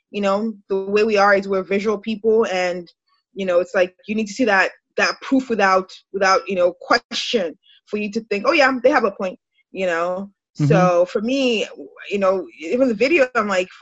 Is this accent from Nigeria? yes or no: yes; Nigeria; moved away as an adult; now in United States; My background, I'm Nigerian, you know, but I've lived in America for, I don't know, almost 20 years